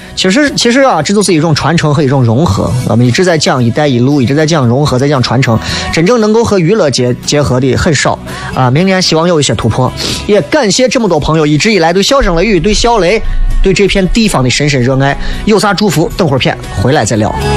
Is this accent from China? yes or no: yes; Xi'an, Shaanxi, China; 因为我们的方言真的太多年了